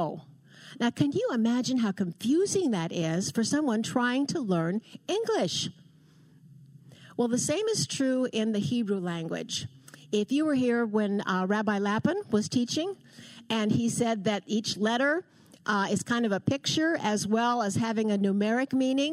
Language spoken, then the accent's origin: English; Portland, Oregon, United States; I was born and raised in Portland, Oregon.